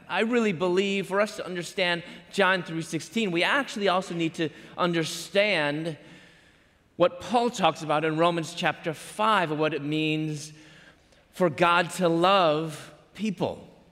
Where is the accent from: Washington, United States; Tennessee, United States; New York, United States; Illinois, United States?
Illinois, United States; Chicago; moved away as an adult; also born or lived in Louisville / Atlanta; I'm from Chicago